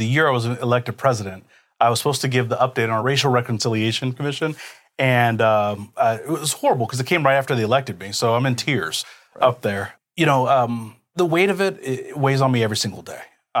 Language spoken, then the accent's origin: English; Kansas City, United States; So I'm a first generation American. Now, on my father's side, so he's from Jamaica.